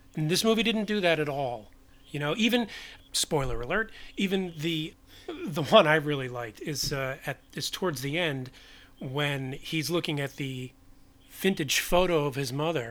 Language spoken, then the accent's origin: English; New York City, New York, United States; I was born and raised in New York